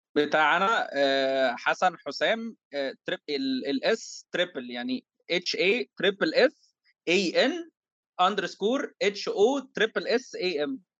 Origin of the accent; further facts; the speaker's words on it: Egypt; عندنا في مصر